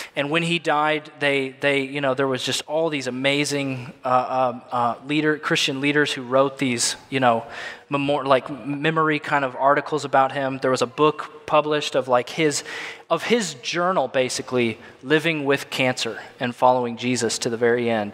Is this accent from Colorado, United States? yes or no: no; Illinois, United States; moved away as an adult; now in Tampa, United States; I'm from Illinois